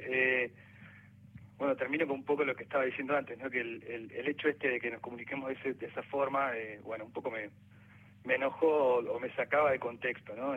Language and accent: Spanish; Viedma, Río Negro, Argentina; now in Buenos Aires, Argentina; porque soy de la Patagonia, soy nací en Vietma, Río Negro, soy vietmense no vietnamita